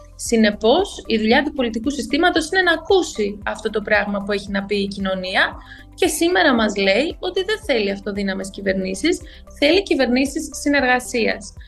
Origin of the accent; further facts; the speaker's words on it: Alexandreia, Central Macedonia, Greece; also born or lived in Thessaloniki; Γεννήθηκα και μεγάλωσα στην Άουσα και τώρα πάλι πλέον ζω στην Άουσα.